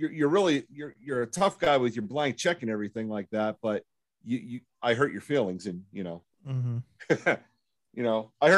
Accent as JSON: {"language": "English", "country": "United States", "said": "I'm American."}